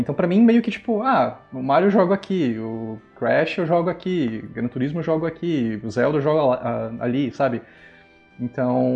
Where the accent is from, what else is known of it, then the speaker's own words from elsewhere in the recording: São Paulo, Brazil; Eu sou daqui de São Paulo